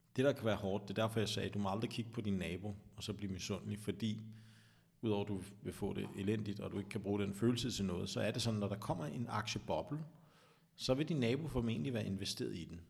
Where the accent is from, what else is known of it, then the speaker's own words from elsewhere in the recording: Vestegnen, Capital Region of Denmark, Denmark; jeg er jo fra Vestegnen